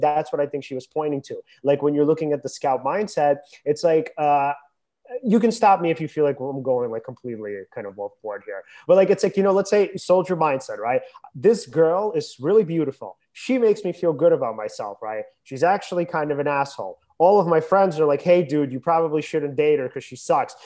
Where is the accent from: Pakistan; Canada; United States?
United States; I live in America.